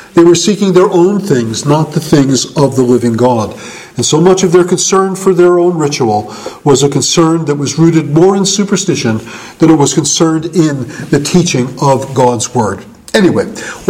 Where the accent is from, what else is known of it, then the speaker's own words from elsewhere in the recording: United States; I'm an American, and I didn't have a Jewish identity